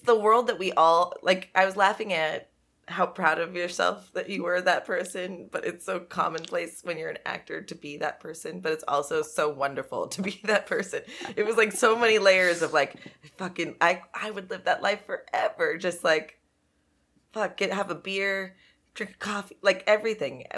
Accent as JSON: {"language": "English", "town": "Los Angeles", "region": "California", "country": "United States", "said": "I was from the Valley"}